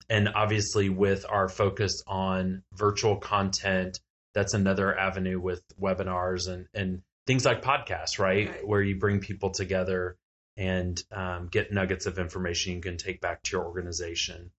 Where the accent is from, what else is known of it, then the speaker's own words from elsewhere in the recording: Texas, United States; I'm from Texas